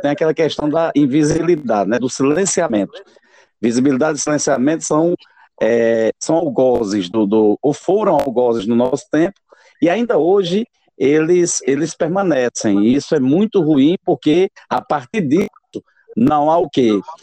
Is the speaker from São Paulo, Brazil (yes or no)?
no; Itaporanga, Paraíba, Brazil; a minha cidade natal, lá em Itaporanga